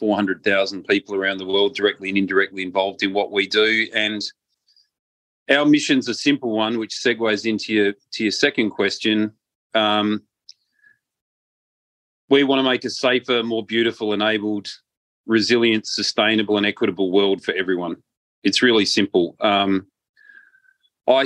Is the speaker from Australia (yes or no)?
yes; Australia; also born or lived in Malta; I'm an Australian and a Maltese citizen